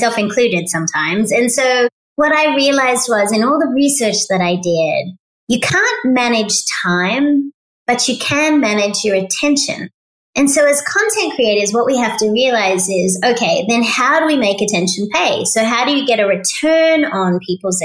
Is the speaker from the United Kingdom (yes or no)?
no; Australia; moved away as an adult; now in United States; I'm Australian, so we grow up recycling.